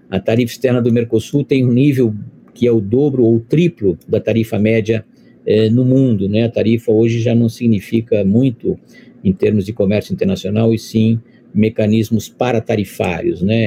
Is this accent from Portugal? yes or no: no; Brazil